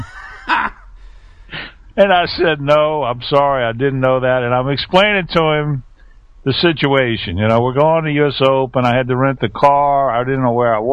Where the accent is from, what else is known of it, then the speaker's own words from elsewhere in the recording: Texas, United States; I'm from Texas